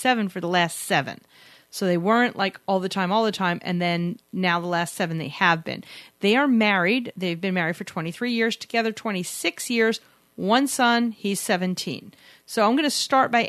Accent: New York, United States; we're from New York

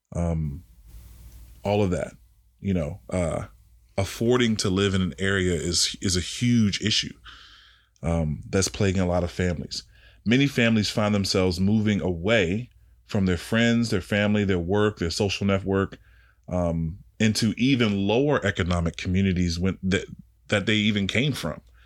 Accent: Washington, District of Columbia, United States; me being from D C, you know, that's my hometown.

